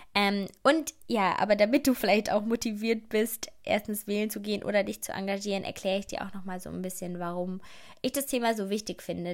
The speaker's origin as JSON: {"language": "German", "country": "Germany", "tie": "born or raised there", "said": "ich bin in Deutschland geboren"}